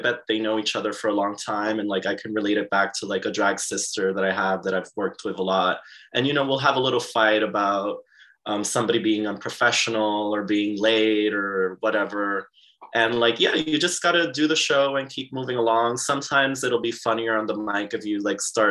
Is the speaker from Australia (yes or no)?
no; Aguadilla, Puerto Rico; So my hometown is Aguadilla in Puerto Rico.